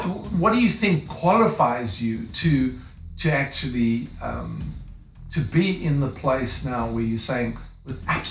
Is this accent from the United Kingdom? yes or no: no; South Africa; moved away; I'm African, you know, I'm from South Africa. That's why I've got a funny accent